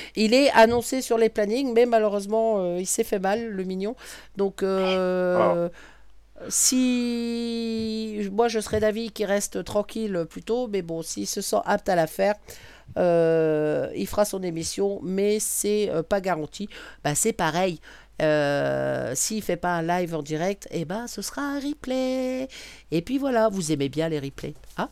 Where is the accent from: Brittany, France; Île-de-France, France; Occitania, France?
Brittany, France; je suis bretonne